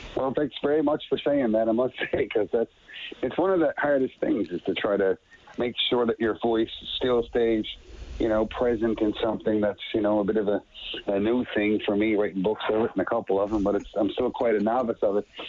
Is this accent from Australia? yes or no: no; Petty Harbour, Newfoundland and Labrador, Canada; my very young life growing up in Petty Harbor, my little fishing town with like 500 people